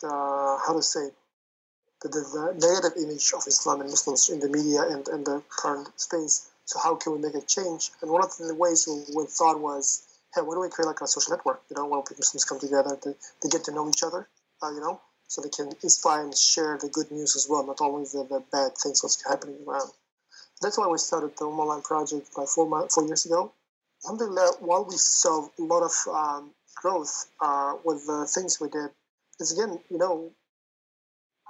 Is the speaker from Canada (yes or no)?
no; Uzbekistan; moved away; I come also from Uzbekistan originally.